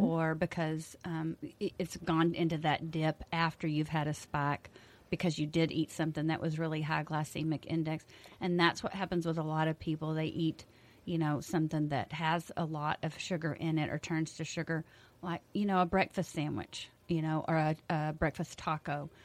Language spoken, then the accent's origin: English; Mason, Texas, United States; I've lived in Mason all my life